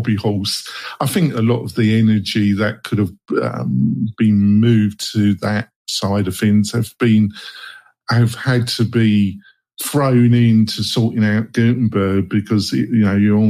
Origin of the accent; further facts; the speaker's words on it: England, United Kingdom; moved away; obviously I'm English, I'm originally from England